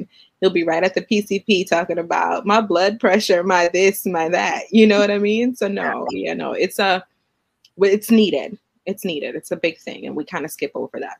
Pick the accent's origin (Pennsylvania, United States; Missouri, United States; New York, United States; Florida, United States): New York, United States; New York City; moved away as an adult; also born or lived in Trinidad and Tobago; now in Suffolk, United States; growing up as an immigrant child in the United States in Brooklyn.